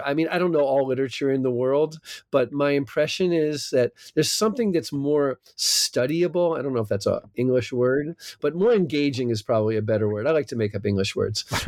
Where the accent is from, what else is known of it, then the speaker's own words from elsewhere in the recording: New Jersey, United States; accent: American, maybe not a New Jersey accent; moved away as an adult; also born or lived in California; now in Israel; I'm from South Jersey